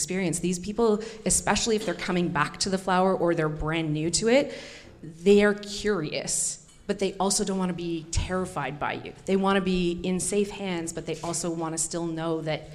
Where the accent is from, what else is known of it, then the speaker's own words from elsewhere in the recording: Ottawa, Ontario, Canada; Ottawa. Like, Mimi's in my hometown, national capital